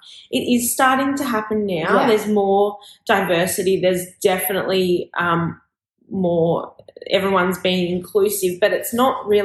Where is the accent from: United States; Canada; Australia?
Australia; I am an Australian fashion designer